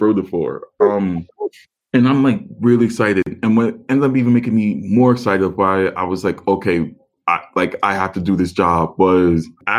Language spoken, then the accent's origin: English; New York City, New York, United States; moved away as an adult; I'm born and raised in Staten Island, never lived anywhere else.